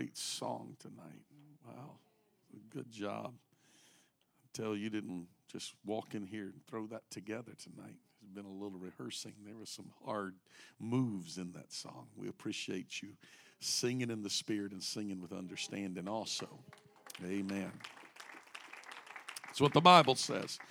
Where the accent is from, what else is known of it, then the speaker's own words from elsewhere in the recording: United States; moved away; I grew up in a small town about 60 miles off the Gulf, about 2.5 hours from Houston